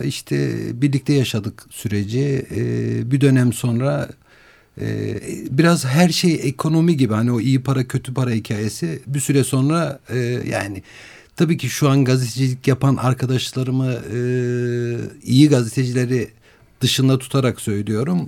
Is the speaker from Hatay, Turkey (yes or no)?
no; Malatya, Turkey; ben Malatyalıyım.